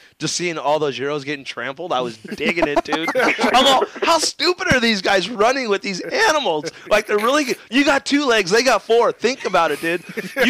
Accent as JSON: {"language": "English", "country": "United States", "said": "Europe, I think that it's just I am so American. It's not even funny"}